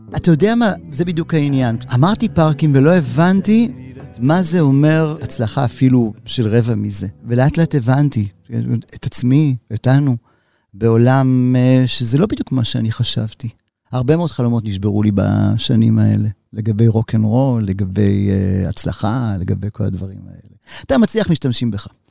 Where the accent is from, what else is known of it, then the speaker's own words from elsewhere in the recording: Tel Aviv, Tel Aviv District, Israel; אני יליד תל אביב